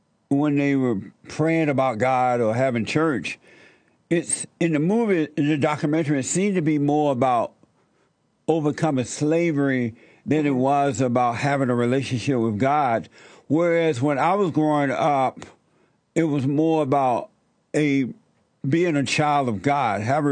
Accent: Alabama, United States; I grew up in Alabama on a plantation under the Jim Crow laws

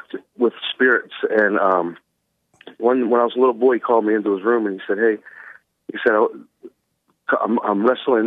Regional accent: East Coast, United States; also born or lived in Baltimore / Washington, D.C.; now in Arizona, United States; I grew up on the East Coast, and I lived on the streets of Baltimore and D.C. for a while.

